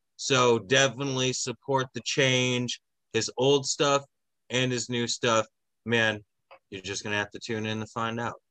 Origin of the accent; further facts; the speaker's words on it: San Diego, California, United States; also born or lived in Fox Cities, Wisconsin; now in Wisconsin, United States; my hometown, San Diego